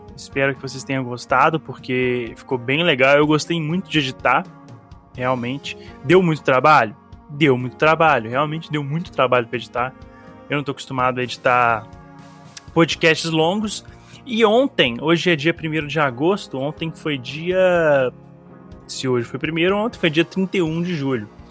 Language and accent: Portuguese; Belo Horizonte, Minas Gerais, Brazil; a gente é de Belo Horizonte